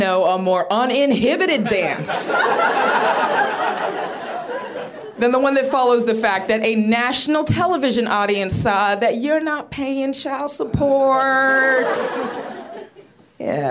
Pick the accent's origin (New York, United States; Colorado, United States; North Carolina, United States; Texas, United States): Texas, United States; Rio Grande Valley; I got called sassy a whole lot when I was growing up. I was the only black kid. I'm from the Rio Grande Valley